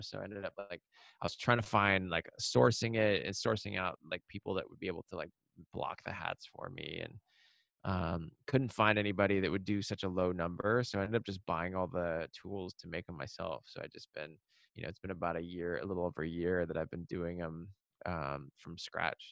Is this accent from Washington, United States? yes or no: yes; Seattle, Washington, United States; the place that I grew up in in Seattle on the suburbs